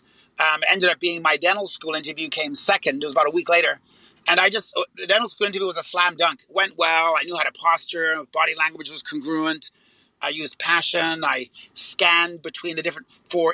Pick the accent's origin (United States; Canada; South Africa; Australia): Canada; I am Canadian